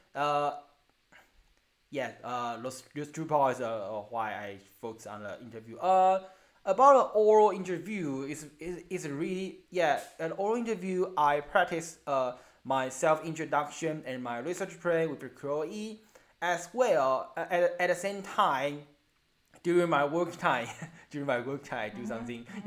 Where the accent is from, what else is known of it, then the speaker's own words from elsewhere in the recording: Taiwan; accent: Taiwanese English; English is a second language; very very uh, very Taiwanese English